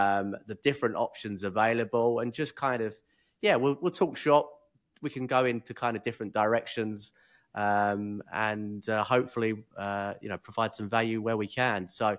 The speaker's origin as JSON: {"language": "English", "town": "Chislehurst", "region": "London", "country": "United Kingdom", "lives_now": "Kuala Lumpur, Malaysia", "said": "So I'm originally from Chislehurst. I don't know if you know where that's."}